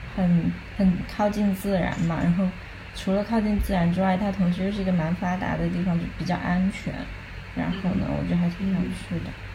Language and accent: Chinese; China; now in Manchester, United Kingdom; 我是中国人